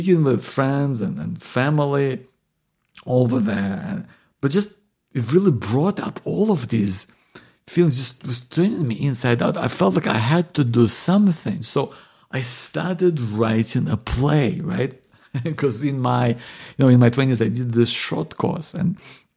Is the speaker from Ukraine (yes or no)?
yes; Ukraine; moved away; I'm originally from Ukraine